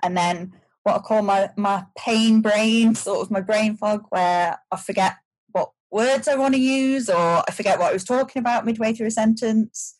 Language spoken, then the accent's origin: English; Shropshire, West Midlands, United Kingdom; moved away as an adult; also born or lived in United States; I grew up in Shropshire